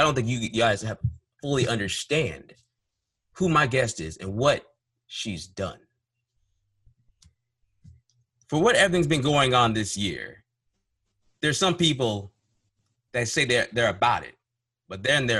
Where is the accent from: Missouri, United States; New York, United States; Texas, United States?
New York, United States; I am from New York